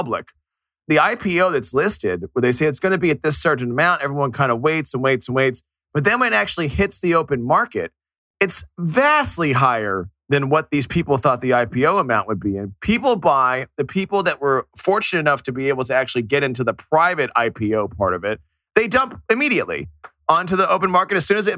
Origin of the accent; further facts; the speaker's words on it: Miami, Florida, United States; one here in my hometown here in Miami